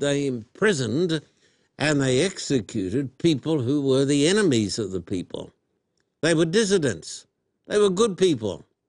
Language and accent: English; Australia; moved away; when I was a boy growing up in Australia